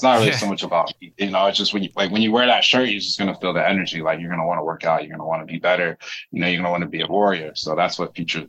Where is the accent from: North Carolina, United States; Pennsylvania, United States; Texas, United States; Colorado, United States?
North Carolina, United States; I'm from North Carolina too, and I live in Florida and back and forth from California.